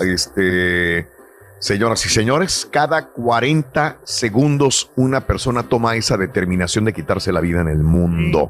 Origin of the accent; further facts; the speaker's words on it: Mexico; nosotros que somos mexicanos